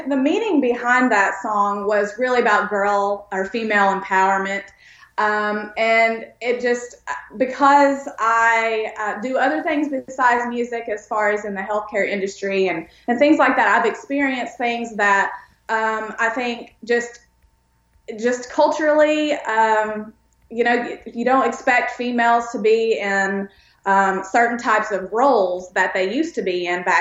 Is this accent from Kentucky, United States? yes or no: yes; Pikeville, Kentucky, United States; also born or lived in East Tennessee; grew up in a very small um, rural town, I guess you could say, in East Tennessee and East Kentucky. I was born in Pikeville, Kentucky, which is kind of where Loretta Lynn is from, around that area.